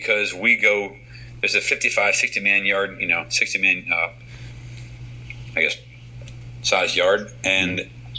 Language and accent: English; United States; I'm an American